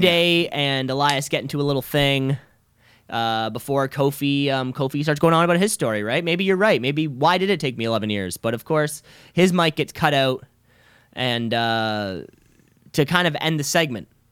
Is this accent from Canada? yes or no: yes; Canada; I am also a Canadian